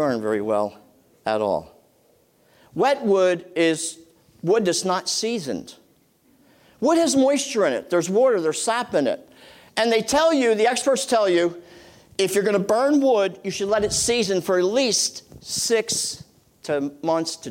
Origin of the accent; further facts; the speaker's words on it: Boyertown, Pennsylvania, United States; also born or lived in Reading, Pennsylvania; We moved to the country from Reading, PA